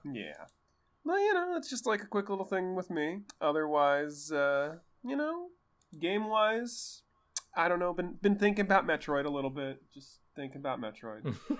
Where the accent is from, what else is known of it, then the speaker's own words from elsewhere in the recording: Bay Area, California, United States; I'm from the Bay Area